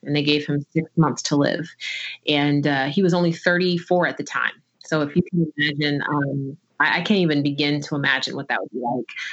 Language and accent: English; New Jersey, United States; I was born in the summer of 1982 in New Jersey